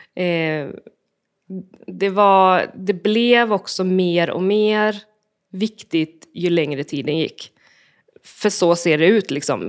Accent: Borås, Västra Götaland, Sweden; jag är uppvuxen i Borås

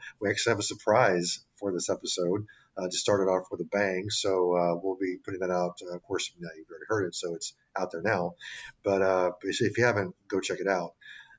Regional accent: the South, United States; I am a product of the South. My accent's not totally there, but everything, all my little sayings just come right out.

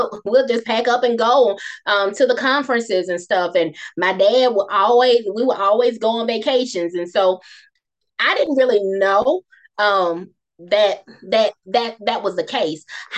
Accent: Moss Point, Mississippi, United States; also born or lived in Bassfield, Mississippi; I'm from Bassfield, which is even smaller than Moss Point, but we moved when I was like in the second grade

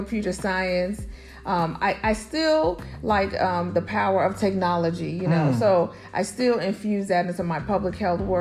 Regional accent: Chicago, Illinois, United States; I was born and raised in Chicago, Chi-Town

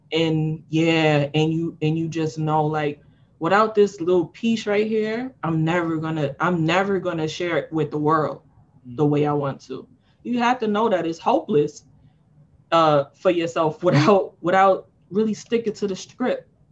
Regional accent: New York City, New York, United States; I'm from Harlem. We don't really talk to people who's not from our block.

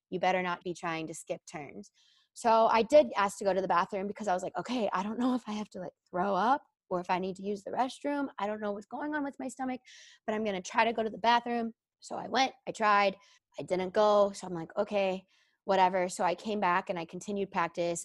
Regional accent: Dallas, Texas, United States; moved away as an adult; also born or lived in Illinois; I grew up in the Dallas area

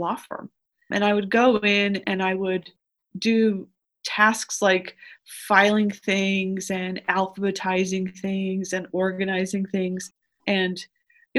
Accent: Los Angeles, California, United States; I am a native of Los Angeles

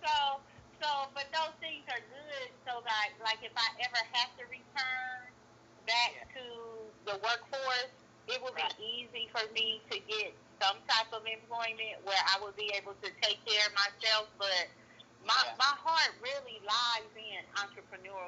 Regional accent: Oakland, California, United States; also born or lived in Chicago, Illinois; I was actually born and raised in Chicago until I was 10, and then my family moved down here to the Oakland Bay area, and okay. This is where I have lived ever since.

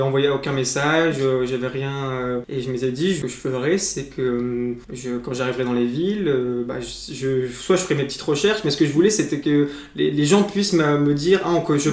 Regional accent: Blois, Centre-Val de Loire, France; c'est de là dont je suis originaire

